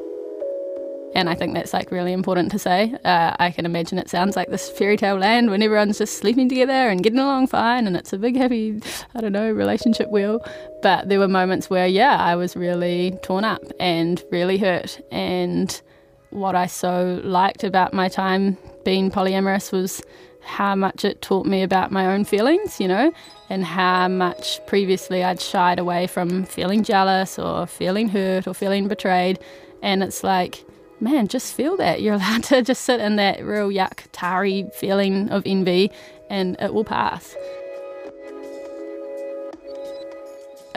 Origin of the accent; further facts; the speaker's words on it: Timaru, Canterbury, New Zealand; moved away as an adult; now in Wellington, New Zealand; I'm originally from Timaru